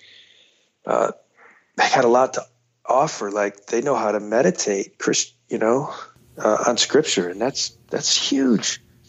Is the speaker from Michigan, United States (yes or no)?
yes; Detroit, Michigan, United States; I'm from Detroit. Red Wings are my team forever